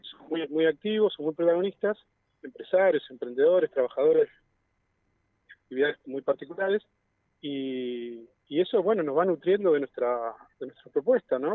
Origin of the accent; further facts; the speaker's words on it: Neuquén, Argentina; soy nacido y criado aquí en Neuquén